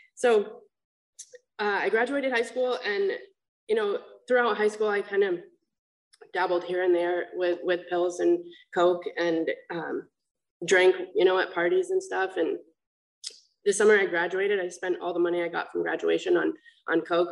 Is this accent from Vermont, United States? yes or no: yes; Vermont, United States; now in Huntington, United States; I'm from Vermont